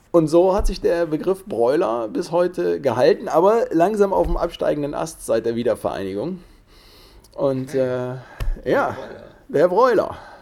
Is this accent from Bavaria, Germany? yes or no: no; Cologne, North Rhine-Westphalia, Germany; Wir kommen hier aus Köln